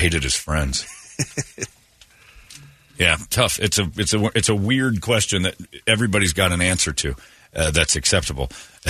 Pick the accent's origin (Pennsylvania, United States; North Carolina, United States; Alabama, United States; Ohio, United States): Alabama, United States; I'm from Alabama.